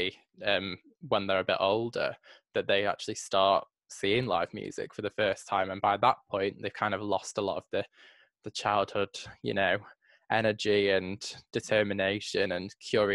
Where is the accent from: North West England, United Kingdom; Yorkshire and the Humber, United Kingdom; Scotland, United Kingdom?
North West England, United Kingdom; Manchester; coming from Manchester myself